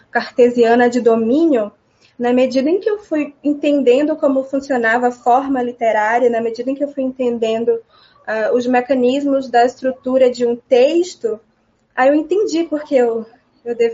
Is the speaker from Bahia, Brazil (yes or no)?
yes; Amélia Rodrigues, Bahia, Brazil; also born or lived in Salvador / Feira de Santana; Eu nasci em Salvador nos anos 2000, em março. Estava chovendo muito, segundo meus pais. E mas só nasci também só para, porque eu morei em Amélia Rodrigues a minha vida inteira. Morei parcialmente porque eu estudava em Feira de Santana